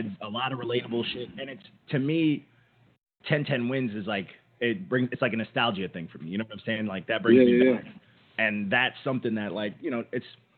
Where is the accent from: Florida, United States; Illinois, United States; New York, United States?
New York, United States; Long Island; I'm from Long Island, but that's still New York.